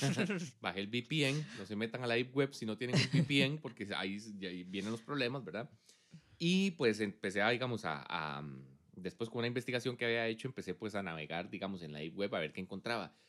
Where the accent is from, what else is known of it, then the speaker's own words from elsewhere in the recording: Costa Rica; los ticos tenemos cierto fenotipo